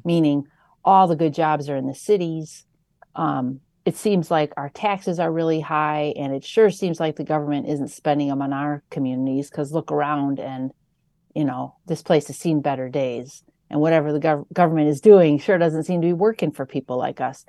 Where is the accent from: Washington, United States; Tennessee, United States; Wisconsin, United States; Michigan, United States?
Wisconsin, United States; born or raised there; also born or lived in Northern Illinois